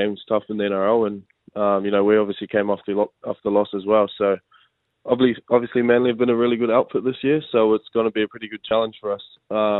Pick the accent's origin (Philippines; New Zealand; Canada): New Zealand; also born or lived in Melbourne / Gold Coast; now in Brisbane, Australia; being a Kiwi boy. So obviously got to play back home and, for the home club.